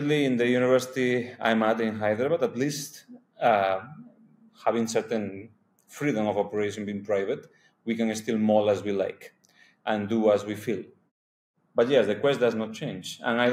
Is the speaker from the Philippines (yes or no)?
no; Spain; moved away as an adult; also born or lived in Hungary / Colombia; now in India; I come from Spain